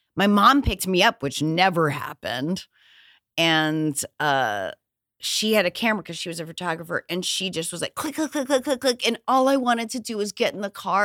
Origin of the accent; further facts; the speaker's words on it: New Hampshire, United States; I'm from New England